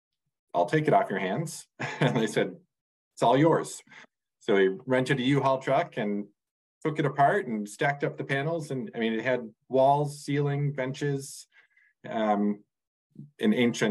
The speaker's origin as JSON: {"language": "English", "region": "Minnesota", "country": "United States", "tie": "born or raised there", "moved": "as an adult", "lives_now": "Burlington, United States", "said": "I grew up in Minnesota"}